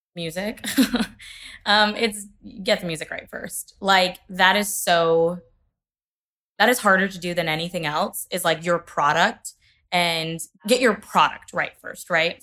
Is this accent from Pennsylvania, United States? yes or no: no; Kentucky, United States; I'm from Kentucky as well